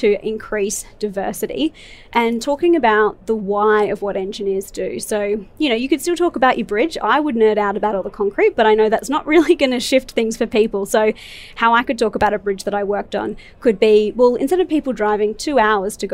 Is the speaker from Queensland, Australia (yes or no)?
yes; Brisbane, Queensland, Australia; I grew up in Brisbane